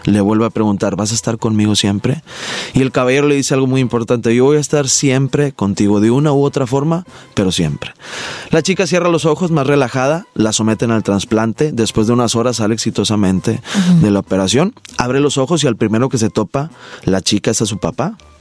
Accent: Monterrey, Nuevo León, Mexico; Soy de Monterrey, Nuevo León, regio y codo por nacimiento

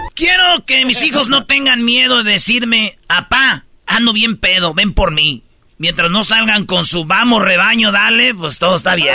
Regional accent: Jiquilpan, Michoacán, Mexico; moved away; así en mi pueblo

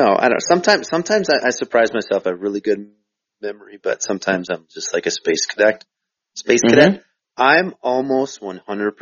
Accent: Minnesota, United States; I'm from Minnesota, I didn't grow up playing hockey

